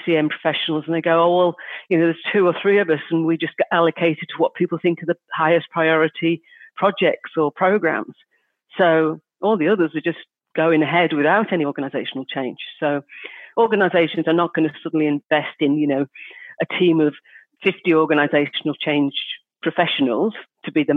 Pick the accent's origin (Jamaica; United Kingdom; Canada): United Kingdom; Liverpool, North West England; I'm from Liverpool